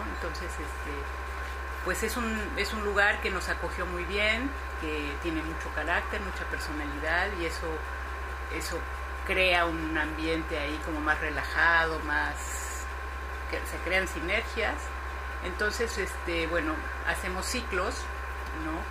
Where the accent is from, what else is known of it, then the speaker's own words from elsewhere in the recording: Mexico; moved away as an adult; now in Barcelona, Spain; yo soy mexicana, soy directora artística, trabajé para, para el cine en México durante muchos años